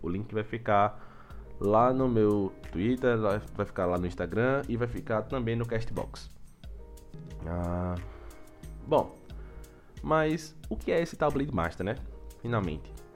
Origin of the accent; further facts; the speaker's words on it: Aracaju, Sergipe, Brazil; sou natural de Aracaju, Sergipe